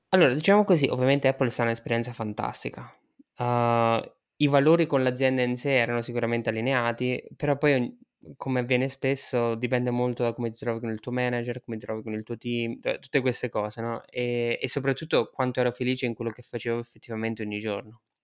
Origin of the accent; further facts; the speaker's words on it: Marche, Italy; moved away as an adult; also born or lived in India / London / Malaysia / Spain; sono un marchigiano, sono partito dall'Italia